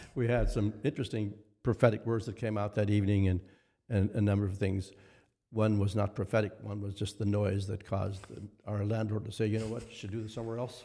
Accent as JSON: {"language": "English", "area": "near Winnipeg", "region": "Manitoba", "country": "Canada", "tie": "born or raised there"}